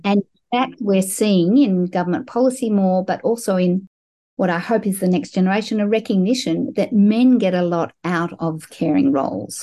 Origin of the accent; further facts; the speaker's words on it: Melbourne, Victoria, Australia; I grew up in Melbourne, Australia, as a sixth generation Australian Jewish person